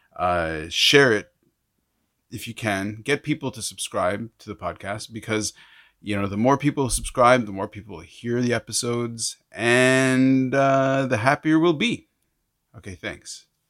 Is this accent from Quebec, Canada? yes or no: yes; Montreal, Quebec, Canada; moved away; also born or lived in Hong Kong; I grew up in Montreal